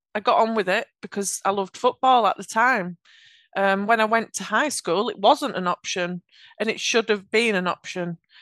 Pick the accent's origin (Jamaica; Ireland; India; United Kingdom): United Kingdom; Yorkshire and the Humber; accent: Yorkshire; I have a Yorkshire accent.